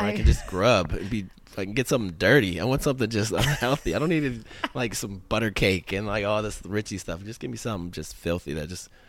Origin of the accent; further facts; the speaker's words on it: Cleveland, Ohio, United States; moved away; I'm originally from Cleveland, Ohio.